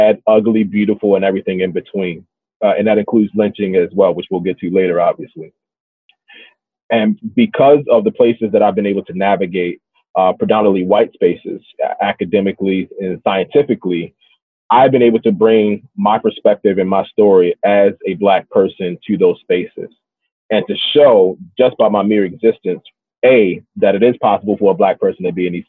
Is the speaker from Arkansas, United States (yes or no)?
no; Baltimore, Maryland, United States; So my story began and continues and likely will end in Baltimore. That is my hometown.